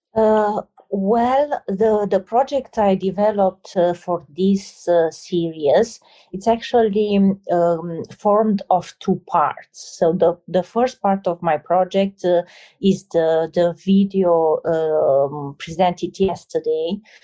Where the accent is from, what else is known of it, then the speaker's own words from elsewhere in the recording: Romania; moved away; I'm coming from Romania, a place with uh, a lot of hardship